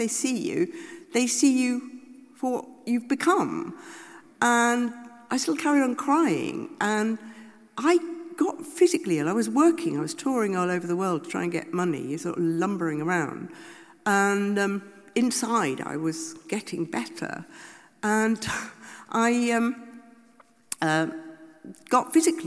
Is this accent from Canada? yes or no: no; United Kingdom; we're all British, liberal